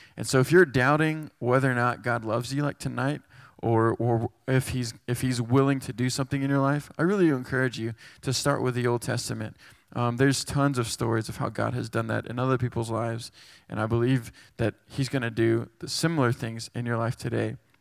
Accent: Texas, United States; moved away as an adult; now in West Virginia, United States; I'm from Texas, and, uh, I moved up here five years to go to do, uh, Chi Alpha here at West Virginia

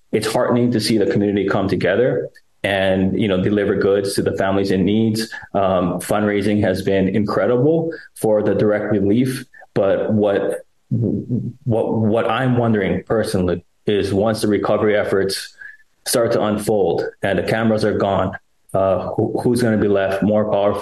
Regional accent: Maui, Hawaii, United States; I was born and raised in Maui. I'm Kanaka Maoli, Native Hawaiian, come from seven generations

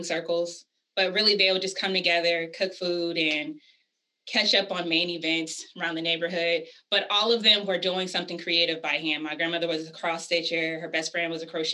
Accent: Vallejo, California, United States; moved away as an adult; also born or lived in Washington, D.C. / Maryland / New York; I'm originally from the Bay Area, California, a small city called Vallejo, California

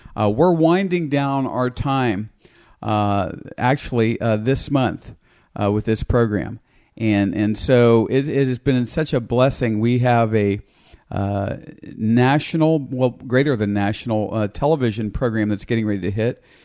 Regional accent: United States; I grew up in America.

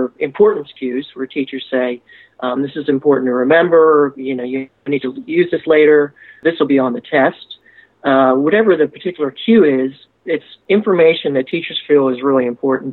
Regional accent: Harrisburg, Pennsylvania, United States; moved away as an adult; also born or lived in Kansas; I grew up in Harrisburg, Pennsylvania

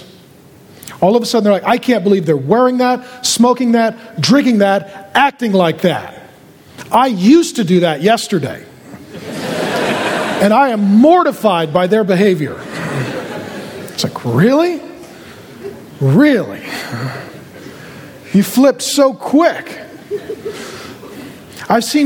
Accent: SeaTac, Washington, United States; I grew up down in SeaTac by the airport.

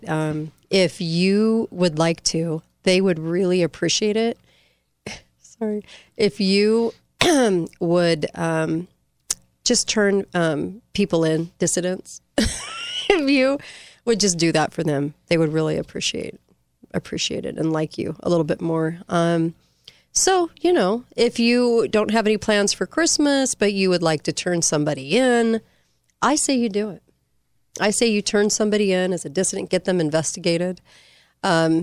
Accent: California, United States; I'm from California

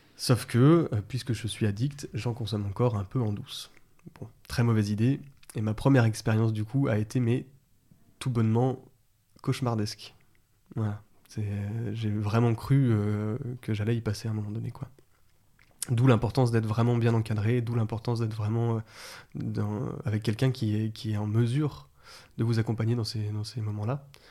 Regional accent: Vénissieux, Auvergne-Rhône-Alpes, France; Je suis né à Vénissieux. Et après, j'étais plutôt dans les banlieues euh, lyonnaises

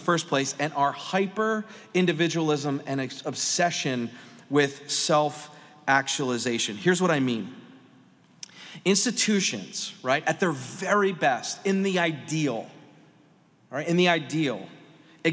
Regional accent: Pennsylvania, United States; I'm from Pennsylvania

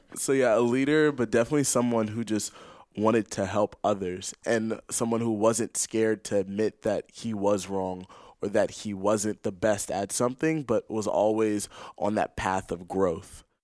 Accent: Los Angeles, California, United States; moved away as an adult; now in Santa Clara, United States; I'm from Los Angeles, California

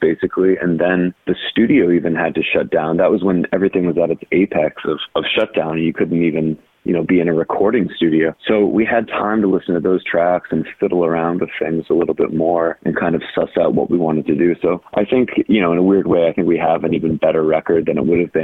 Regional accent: North Carolina, United States; accent: drawl; I'm from North Carolina, so, you know, I maybe have a little bit of a drawl already

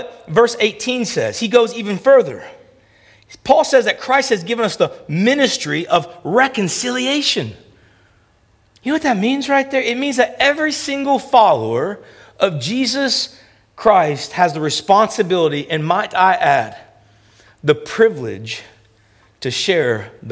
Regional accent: United States; moved away as an adult; also born or lived in Memphis / Toronto; I'm American

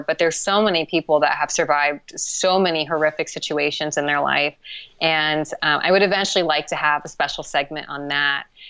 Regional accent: Columbus, Ohio, United States; moved away as an adult; also born or lived in Austin, Texas / Los Angeles, California; now in Montreal, Canada; I'm from Columbus, Ohio.

